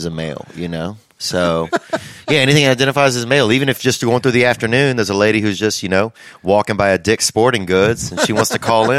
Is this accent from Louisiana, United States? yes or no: yes; Louisiana, United States; moved away; I came from the South. I grew up in just a small town in Louisiana.